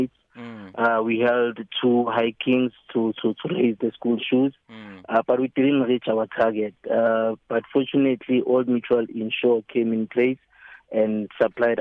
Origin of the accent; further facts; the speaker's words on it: Soweto, Gauteng, South Africa; I'm from Pimville Zone 9 in Soweto.